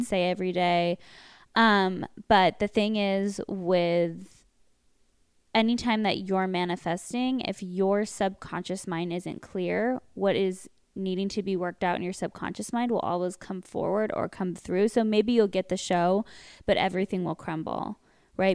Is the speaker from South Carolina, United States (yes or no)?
no; Westlake Village, California, United States; We grew up in Westlake